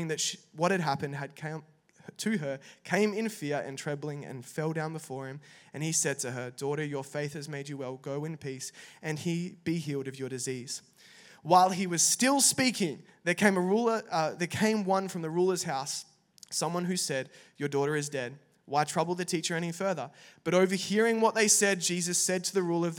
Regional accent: Perth, Western Australia, Australia; moved away as an adult; also born or lived in Italy; now in Melbourne, Australia; I'm actually from Perth, Western Australia

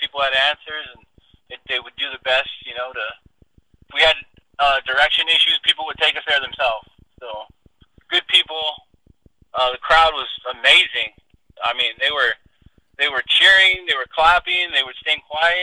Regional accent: California, United States; we're both from California. We both train in California

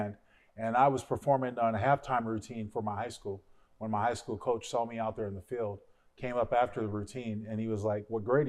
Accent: San Diego, California, United States; also born or lived in York, Pennsylvania; I grew up actually in San Diego, spent most of my time in San Diego. So that's where I found my hometown.

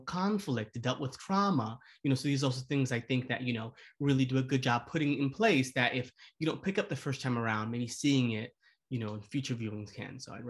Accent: New York City, New York, United States; I, as a, you know, born and raised New Yorker, learned a few things about this city.

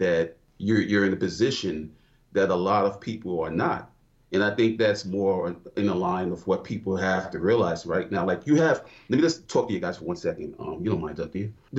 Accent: New York, United States; now in Georgia, United States; Originally from New York, I've been in Georgia since 2006

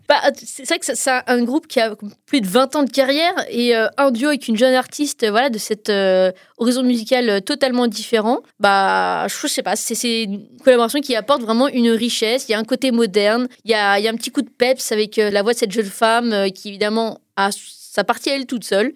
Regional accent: France; chez nous en France

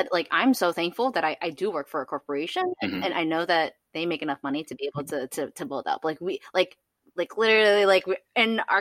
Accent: New York City, New York, United States; moved away; I'm originally from the Bronx

